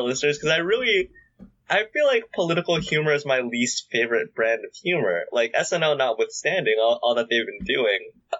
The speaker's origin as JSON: {"language": "English", "country": "Canada", "said": "I say this as a Canadian."}